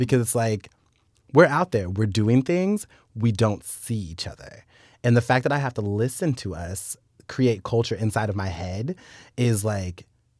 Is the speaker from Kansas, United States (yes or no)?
yes; Wichita, Kansas, United States; because we're both from Wichita